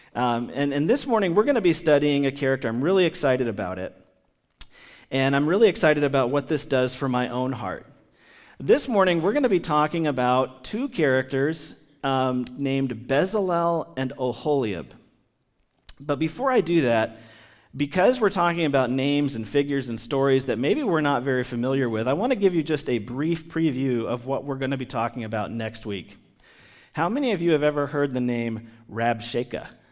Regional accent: United States; somebody who has lived among the American people my entire life

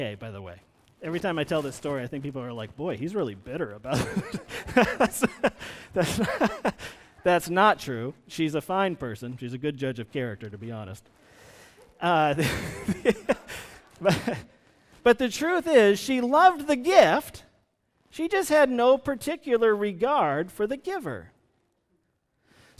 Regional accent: Vermont, United States; I grew up in Vermont

